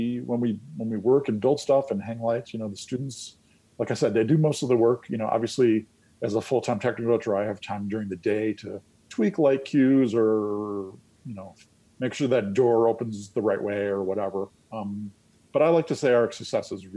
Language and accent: English; Illinois, United States; moved away as an adult; also born or lived in New York City, United States; I'm from Illinois originally. I decided to move back to Illinois